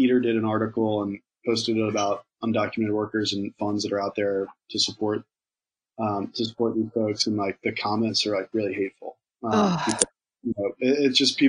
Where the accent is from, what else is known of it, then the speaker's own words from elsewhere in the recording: Virginia, United States; now in New York, United States; I'm from Virginia, and I've lived in New York for a long time now